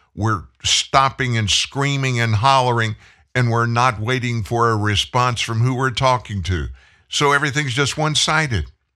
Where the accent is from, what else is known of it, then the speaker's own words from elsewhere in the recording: United States; we as the American people